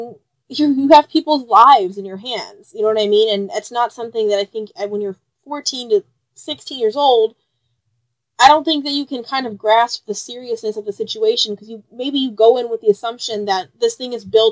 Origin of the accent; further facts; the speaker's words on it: Chicago, Illinois, United States; We're from Chicago